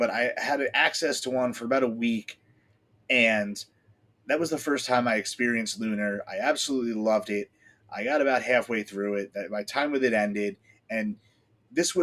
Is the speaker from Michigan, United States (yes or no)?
no; northwest New Jersey, United States; I grew up in the middle of the woods on, you know, the rolling hills out in the northwest part of the state